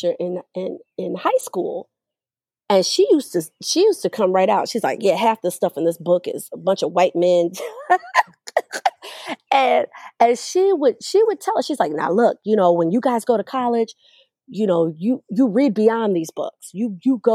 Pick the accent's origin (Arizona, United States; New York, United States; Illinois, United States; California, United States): Illinois, United States; Evanston; also born or lived in Skokie, Illinois; growing up, going to some of the top schools in the Chicagoland area, growing up in Evanston, Skokie